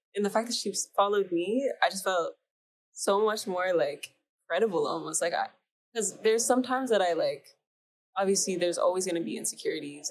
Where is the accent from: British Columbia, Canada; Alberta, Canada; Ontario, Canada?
Ontario, Canada; Mississauga; so I grew up in Canada, Ontario, Mississauga.